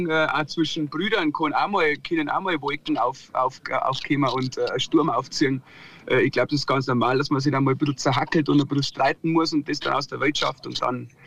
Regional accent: Wasserburg am Inn, Bavaria, Germany; Wasserburg, Wasserburg am Inn.

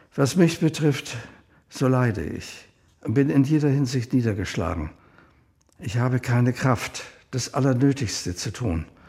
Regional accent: Vienna, Austria; 1936 geboren in Wien

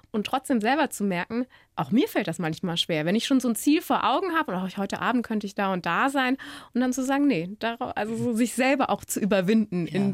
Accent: Cologne, North Rhine-Westphalia, Germany; Ja, ich bin eine Kölsche Mädchen und ich habe ein Praktikum machen dürfen in Wien.

